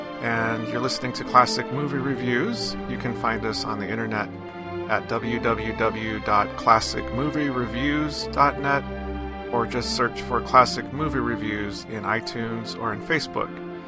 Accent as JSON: {"language": "English", "town": "Bismarck", "region": "North Dakota", "country": "United States", "tie": "born or raised there", "said": "we were growing up in Bismarck, North Dakota, and we would go to Mandan and, like, the old Native American villages?"}